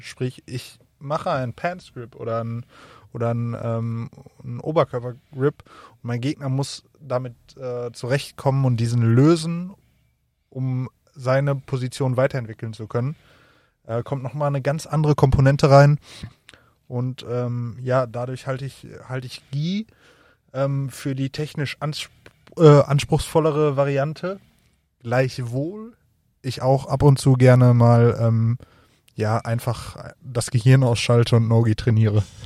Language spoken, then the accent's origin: German; near Bochum, North Rhine-Westphalia, Germany; ich komme äh, aus der Nähe von Bochum